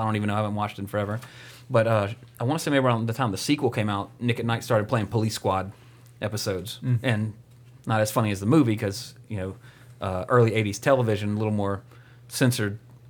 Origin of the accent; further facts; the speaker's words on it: Canada; I'm a country singer, and I'm from Canada.